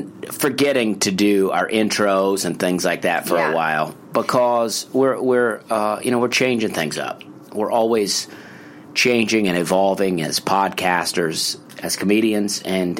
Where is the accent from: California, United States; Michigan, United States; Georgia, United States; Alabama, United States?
Alabama, United States; Opelika; Okay. Well, I grew up in Opelika, Alabama